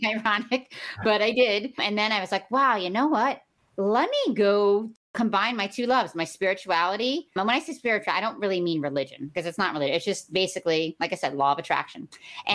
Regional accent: New York City, New York, United States; I was born in Brooklyn, New York. Uh, my grandmother raised us

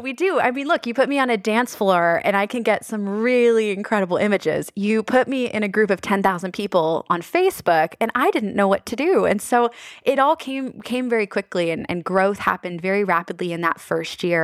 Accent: Annapolis, Maryland, United States; my hometown of Annapolis

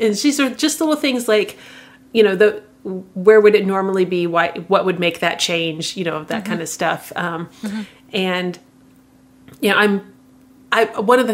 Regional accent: Midwest, United States; I'm from the Midwest

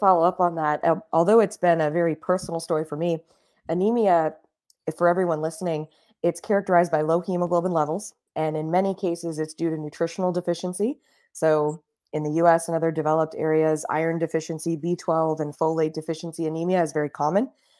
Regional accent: Miami, Florida, United States; So I grew up down south in Miami, Florida, in the United States.

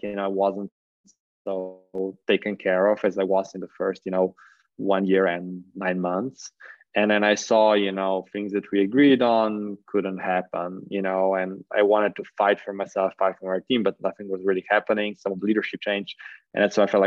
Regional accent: Slovenia; I was from Slovenia

